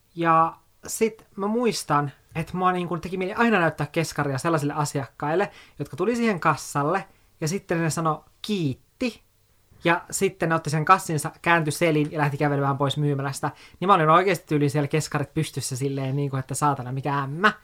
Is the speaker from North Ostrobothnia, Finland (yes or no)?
yes; Oulu, North Ostrobothnia, Finland; born or raised there; moved away as an adult; also born or lived in Kemijärvi, Lapland / Helsinki; now in Espoo, Finland